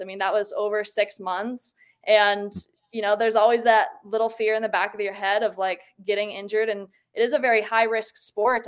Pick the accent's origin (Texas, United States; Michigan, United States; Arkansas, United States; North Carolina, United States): Michigan, United States; now in Park City, United States; growing up in Michigan